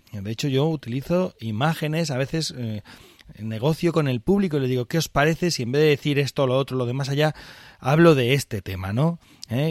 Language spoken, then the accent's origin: Spanish; northern Aragon, Spain; yo soy del norte de Aragón, que es donde se utiliza esto